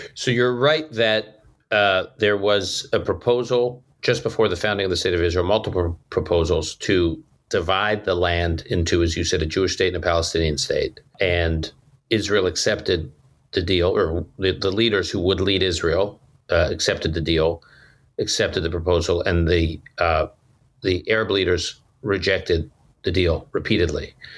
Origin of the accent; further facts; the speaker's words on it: Toronto, Ontario, Canada; also born or lived in Utica, New York, United States; now in United States; born in upstate New York, Utica, New York, w, spent many years growing up in Toronto, Canada